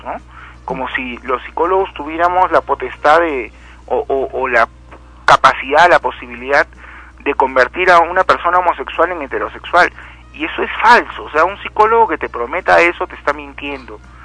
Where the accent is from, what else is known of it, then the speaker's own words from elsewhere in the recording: Lima, Peru; cuando era pequeño y vivía en Lima